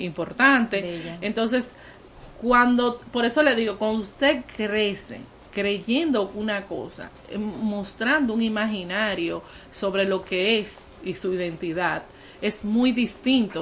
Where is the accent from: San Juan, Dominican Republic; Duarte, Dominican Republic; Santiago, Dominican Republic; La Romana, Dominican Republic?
San Juan, Dominican Republic; San Juan de la Maguana; en el sur del país, yo soy de San Juan